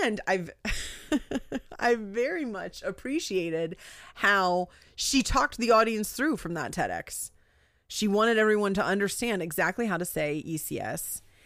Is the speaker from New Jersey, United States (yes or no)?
yes; New Jersey, United States; I'm from New Jersey.